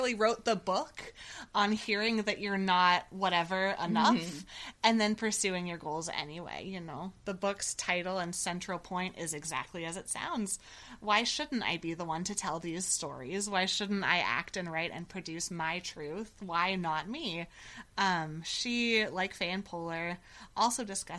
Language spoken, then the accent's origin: English; Ojai, California, United States; I was raised in Ojai, California